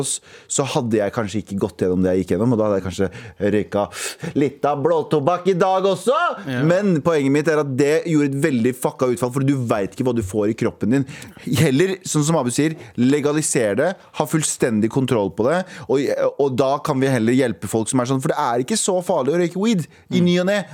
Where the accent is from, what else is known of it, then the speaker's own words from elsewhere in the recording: Mysen, Østfold, Norway; jeg er fra Mysen